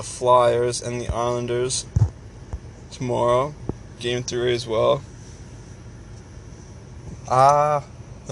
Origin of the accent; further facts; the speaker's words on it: Canada; I'm Canadian